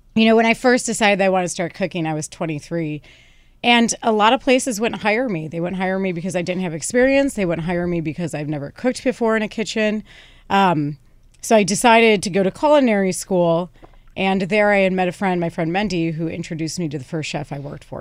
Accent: outside of Chicago, Illinois, United States; moved away as an adult; also born or lived in Bushwick, New York; now in New York, United States; I'm from outside of Chicago. I grew up in Illinois

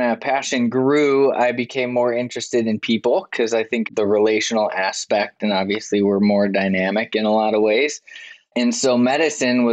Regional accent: Minnesota, United States; moved away as an adult; also born or lived in Wyoming; now in Nashville, United States; I was actually born in Wyoming, but I grew up mostly in Minnesota. Rural town

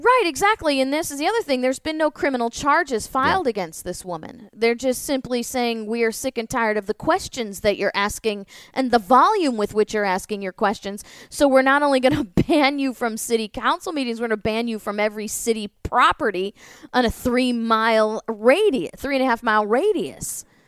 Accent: St. Louis, Missouri, United States; I grew up in St. Louis

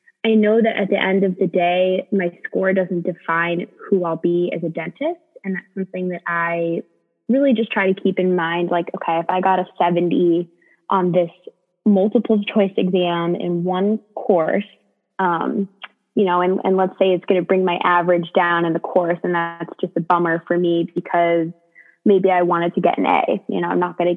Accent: New Jersey, United States; moved away as an adult; now in Michigan, United States; I'm originally from New Jersey, but consider myself a Michigander now

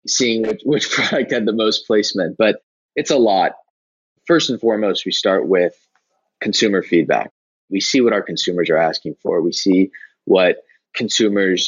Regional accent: United States; I'm an American

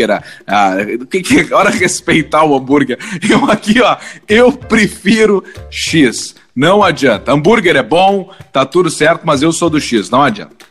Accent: Santa Maria, Rio Grande do Sul, Brazil; now in Porto Alegre, Brazil; eu sou de Santa Maria, eu nunca me identifiquei com um X bom em, em Porto Alegre, porque o cara que é do interior, Santa

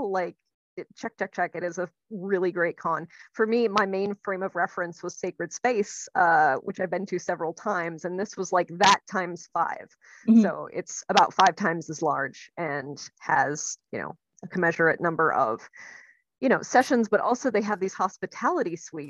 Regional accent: Minnesota, United States; moved away as an adult; now in Maryland, United States; I grew up in Minnesota. I spent 25 years in Minnesota

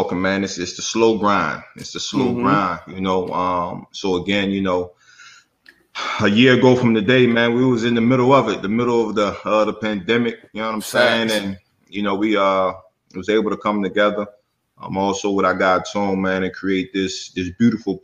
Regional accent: Virginia, United States; my home state, VA

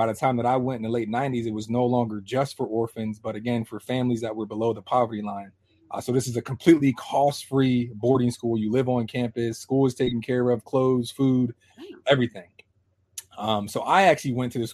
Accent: Harrisburg, Pennsylvania, United States; also born or lived in Hershey, Pennsylvania; I'm from Harrisburg, Pennsylvania. That's where I was born. Not raised, though

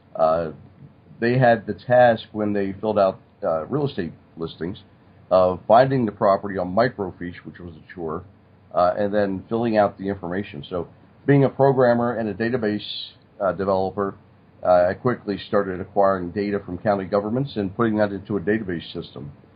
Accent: Stroudsburg, Pennsylvania, United States; I grew up in Stroudsburg, Pennsylvania.

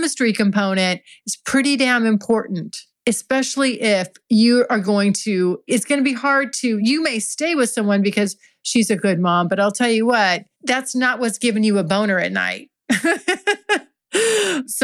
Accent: California, United States; I'm from California. I'm a California girl

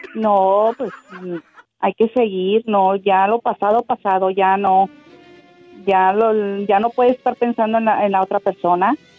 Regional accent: Allende, Nuevo León, Mexico; now in Texas, United States; yo soy de Mero Allende

